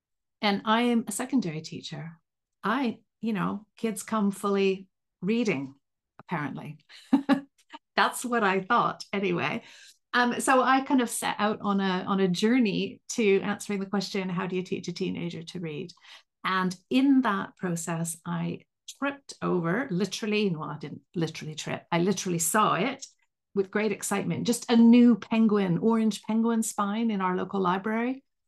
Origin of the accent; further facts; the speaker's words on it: Vancouver, British Columbia, Canada; now in United Kingdom; My weird accent comes from the fact that I'm a Canadian from Vancouver, but I've lived right near Liverpool in England for the last 29 years.